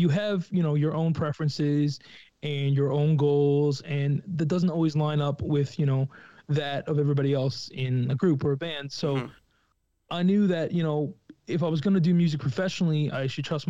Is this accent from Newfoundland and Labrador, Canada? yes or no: yes; Lewisporte, Newfoundland and Labrador, Canada; I was from Lewisport